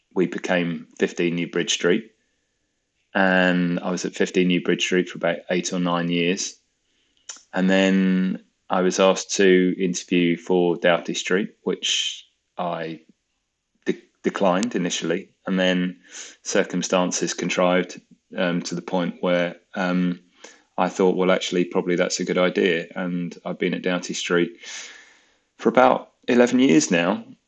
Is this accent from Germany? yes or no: no; Croydon, London, United Kingdom; moved away; also born or lived in Bristol; I grew up in Croydon